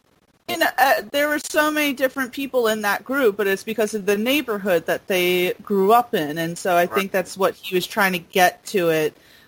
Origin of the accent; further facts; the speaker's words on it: Mount Vernon, New York, United States; growing up in Mount Vernon, New York, you know, that was a very diverse place